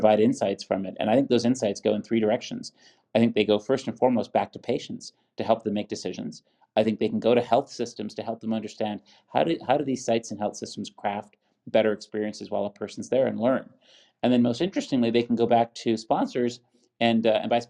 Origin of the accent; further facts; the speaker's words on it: Buffalo, New York, United States; my hometown, University at Buffalo